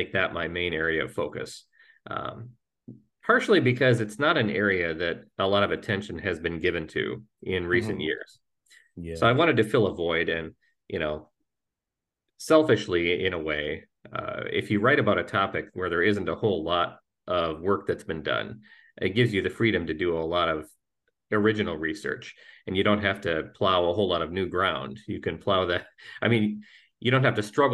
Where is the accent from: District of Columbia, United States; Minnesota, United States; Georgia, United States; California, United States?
Minnesota, United States; moved away as an adult; also born or lived in the Dakotas; now in Central Ohio, United States; my Lutheran church there in my hometown in Minnesota